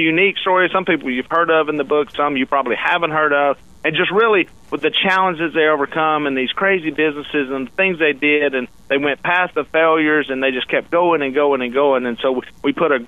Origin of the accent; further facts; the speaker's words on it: Louisiana, United States; Well, I'm from Louisiana